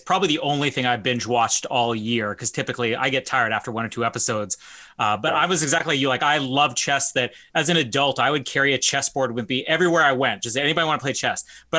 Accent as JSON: {"language": "English", "town": "Winnipeg", "region": "Manitoba", "country": "Canada", "said": "I'm from Winnipeg"}